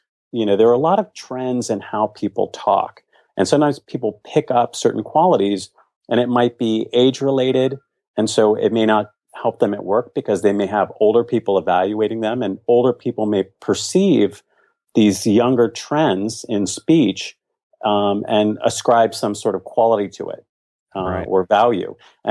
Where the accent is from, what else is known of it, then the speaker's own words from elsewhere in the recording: Virginia, United States; No, I'm from Virginia.